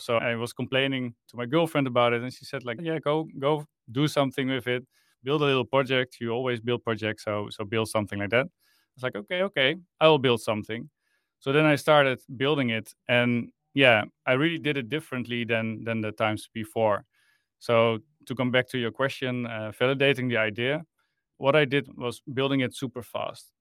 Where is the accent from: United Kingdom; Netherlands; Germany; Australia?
Netherlands; I'm from the Netherlands. I live in Amsterdam